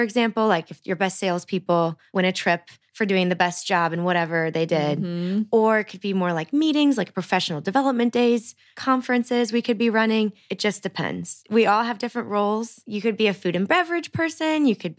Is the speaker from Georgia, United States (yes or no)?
no; St. Louis, Missouri, United States; So I still live in St. Louis, which as I said, is my hometown